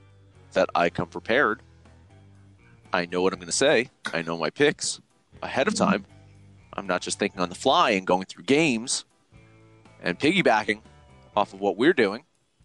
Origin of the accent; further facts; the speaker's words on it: New Jersey, United States; my hometown, or my home state of New Jersey